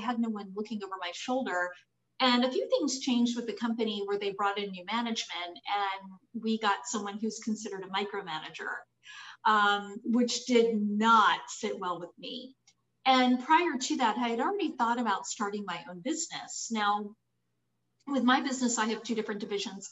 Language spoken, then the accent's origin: English; Florida Panhandle, United States; also born or lived in Harford County, Maryland / Jacksonville, Florida; now in Orlando, United States; I was born in Maryland, outside of Baltimore in Harford County. My family moved to Florida when I was only 12, so I do consider myself a native Floridian. And I grew up in the Panhandle area